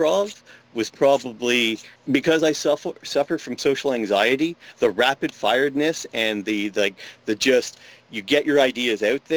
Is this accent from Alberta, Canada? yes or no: no; Ottawa, Ontario, Canada; now in Sarnia, Canada; I grew up in Ottawa